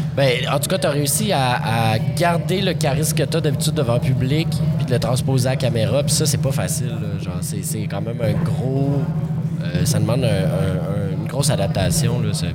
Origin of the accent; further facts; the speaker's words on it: Montreal, Quebec, Canada; les Montréalais